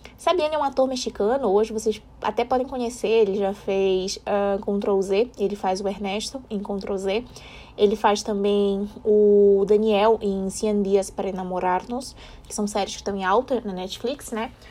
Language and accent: Portuguese; Brazil; nós somos do Brasil.